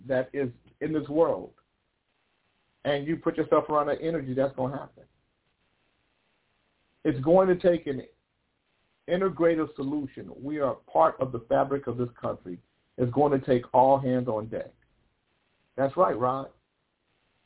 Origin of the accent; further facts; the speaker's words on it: United States; I'm an American.